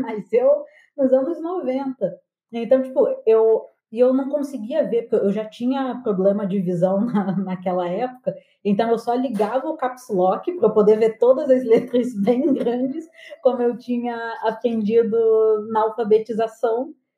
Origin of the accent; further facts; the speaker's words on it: Angra dos Reis, Rio de Janeiro, Brazil; moved away; also born or lived in Porto Alegre; eu cresci em Angra